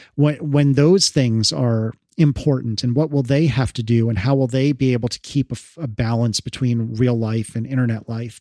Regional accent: United States; as an American

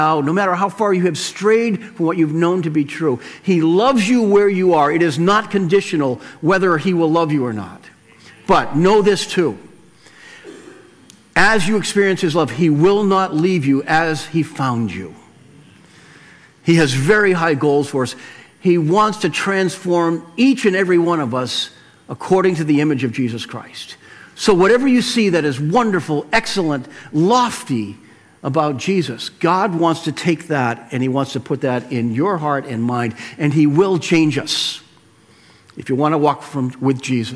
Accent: Weymouth, Massachusetts, United States; where I grew up in Weymouth

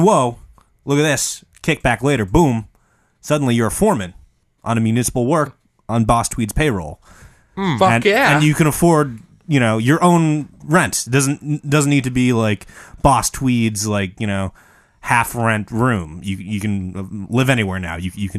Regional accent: Midwest, United States; I'm from the Midwest.

